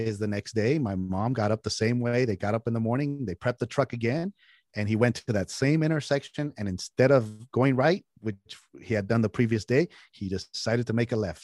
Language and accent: English; San Jose, California, United States; also born or lived in Mexico; I was raised on a taco truck in California, in San Jose, California, what is Silicon Valley.